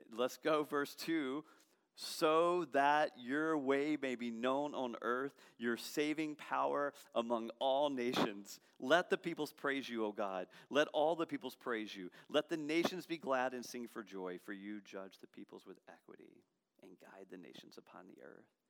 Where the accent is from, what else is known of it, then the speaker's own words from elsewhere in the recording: Baton Rouge, Louisiana, United States; I'm from Baton Rouge